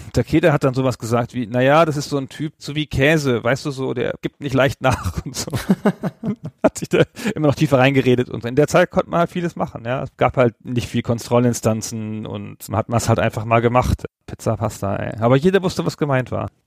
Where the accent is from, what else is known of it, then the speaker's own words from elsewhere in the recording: Holzminden, Lower Saxony, Germany; in meiner Heimatstadt in Holzminden